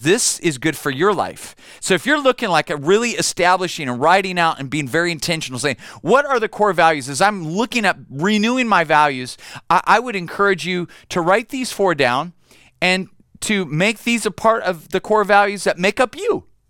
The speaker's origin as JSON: {"language": "English", "country": "United States", "said": "I'm an American"}